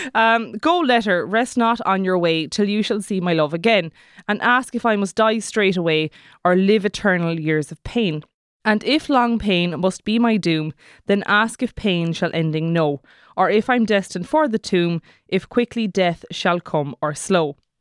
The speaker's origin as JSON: {"language": "English", "area": "Kerry", "region": "Munster", "country": "Ireland", "said": "I'm from Kerry"}